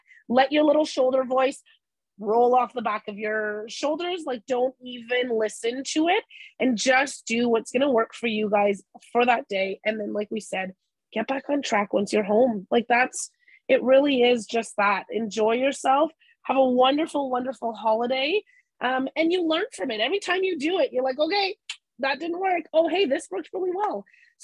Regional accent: Canada; We're Canadian

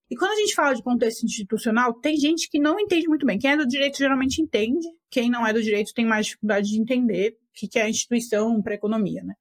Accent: Argentina; Portuguese is a second language; Porque eu sou argentino e eu, meu país vive o oposto disso.

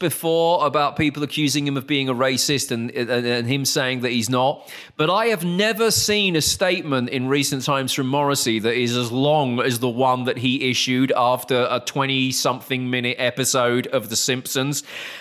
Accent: United Kingdom; as a Brit

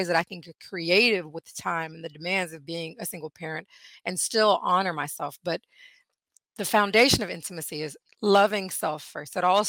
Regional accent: India; born there; So I'm from India. I was born in India. So I went back to my Eastern roots.

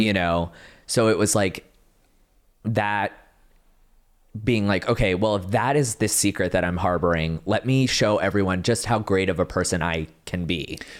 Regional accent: Dallas-Fort Worth area, Texas, United States; the middle child from Texas, like, Dallas, Fort Worth area

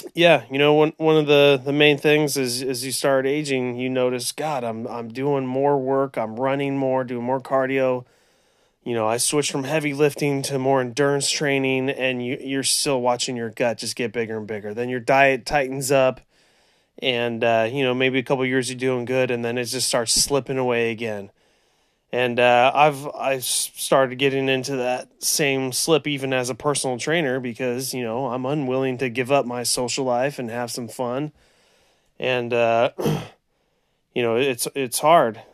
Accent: Central California, United States; also born or lived in Orange County, California; born and raised in Central California

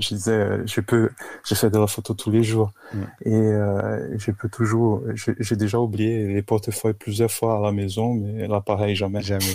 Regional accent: Brazil; accent: Brazilian; French is a second language; also born or lived in São Paulo, Brazil; now in Paris, France; c'est pour ça mon accent, je suis brésilien

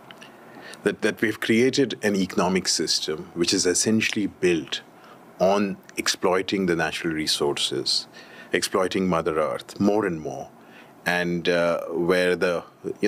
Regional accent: Delhi, India; I come from Delhi. That's home for me.

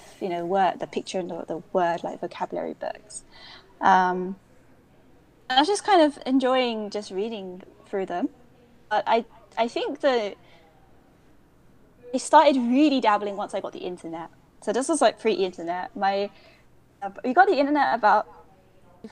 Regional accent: London, United Kingdom; accent: British; moved away as an adult; now in Kyoto, Japan; I was brought up in London, in East London

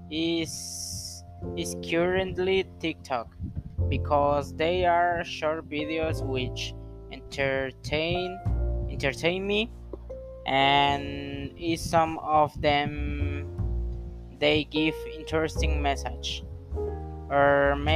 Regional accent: Acapulco, Guerrero, Mexico; English is a second language; I am 21 years old. I come from Acapulco, Guerrero.

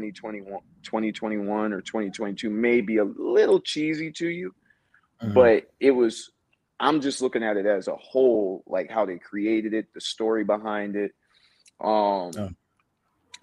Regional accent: Ohio, United States; now in Las Vegas, United States; I'm originally from Ohio, but I reside out here in Vegas now.

